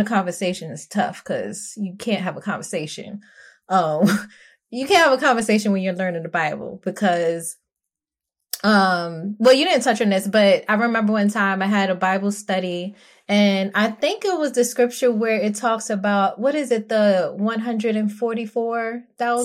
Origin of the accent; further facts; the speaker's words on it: New York City, New York, United States; I'm from Brooklyn, New York, and I'm not from the nice part of Brooklyn